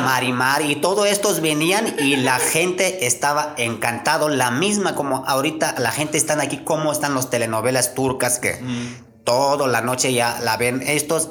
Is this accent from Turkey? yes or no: yes; Konya, Turkey; first language Turkish; Spanish is a second language; moved away as an adult; now in Querétaro, Mexico; yo nací en un, en un rancho y ya después de crecimos como adolescente, ya fui a su edad, empecé a trabajar. Y mi ciudad se llama conia le llaman